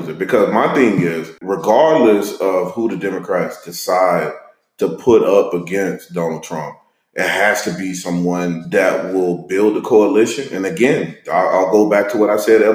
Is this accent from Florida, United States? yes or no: no; Monroe, Louisiana, United States; moved away as an adult; also born or lived in Austin suburbs, Texas; now in Austin, United States; Growing up in Monroe, Louisiana, I attended an all-black elementary, an all-black middle school, an all-black high school